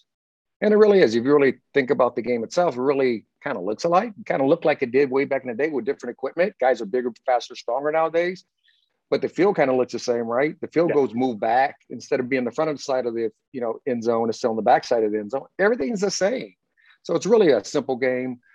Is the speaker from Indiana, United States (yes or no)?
yes; Indiana, United States; also born or lived in California; now in Las Vegas, United States; I'm a country boy from Indiana